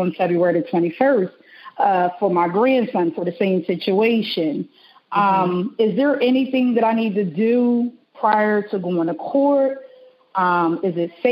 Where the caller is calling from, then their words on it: Delaware, United States; I'm calling from Delaware